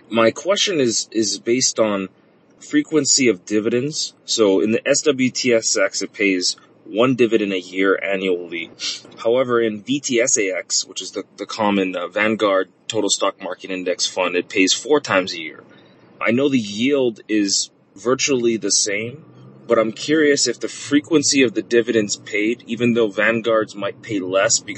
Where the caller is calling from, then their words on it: Oahu, Hawaii, United States; Hi, Paula. This is …. I'm a listener from Oahu, Hawaii.